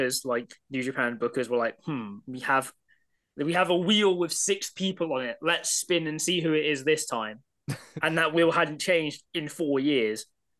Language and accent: English; United Kingdom; This is the problem being British.